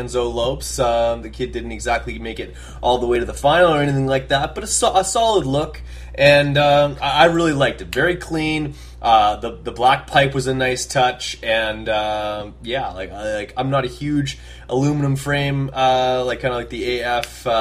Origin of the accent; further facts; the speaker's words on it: Canada; I'm from Canada